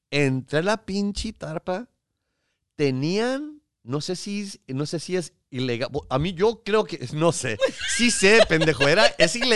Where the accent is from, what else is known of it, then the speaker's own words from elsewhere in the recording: Mexico; yo con mis pinches chistes de que yo sé que parezco armenio